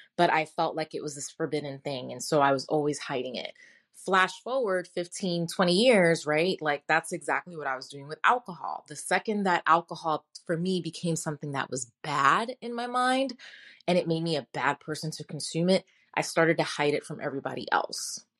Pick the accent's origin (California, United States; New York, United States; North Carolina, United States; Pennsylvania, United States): New York, United States; New York City; moved away; also born or lived in Kentucky; I was born in Brooklyn, New York, born and raised